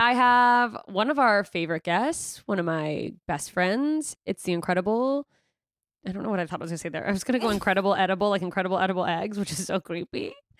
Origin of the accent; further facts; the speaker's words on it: Alaska, United States; also born or lived in Germany / Mississippi; No, I moved to Alaska when I was in sixth grade. So before that, I was Mississippi and I was born in Germany.